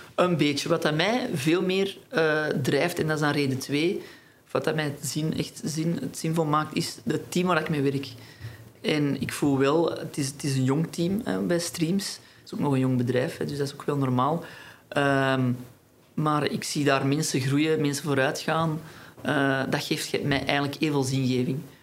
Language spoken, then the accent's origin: Dutch; Antwerp, Flanders, Belgium; ik kom uit Antwerpen